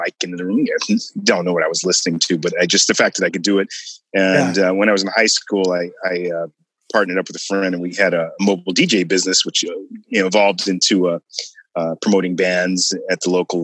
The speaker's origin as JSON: {"language": "English", "region": "Washington", "country": "United States", "tie": "born or raised there", "also_born_or_lived": "Missouri", "said": "I pretty much grew up in Washington"}